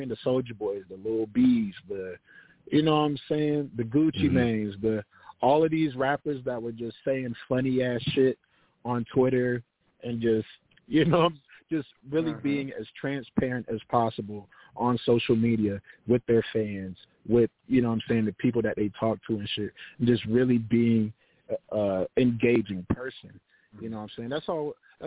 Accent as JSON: {"language": "English", "town": "Tampa", "region": "Florida", "country": "United States", "said": "I'm from Tampa, Florida"}